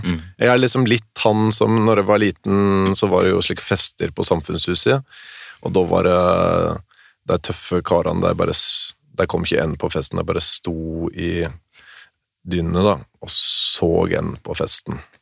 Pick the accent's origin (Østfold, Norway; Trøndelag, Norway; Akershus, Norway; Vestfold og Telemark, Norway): Vestfold og Telemark, Norway; Vinje; Smerkelepp, det, og det er tre kilometer hjemmefra